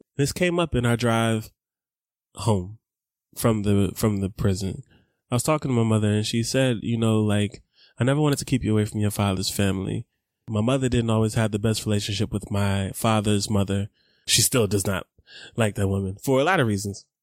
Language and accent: English; Atlanta, Georgia, United States; I grew up in East Atlanta, again, in Scottsdale.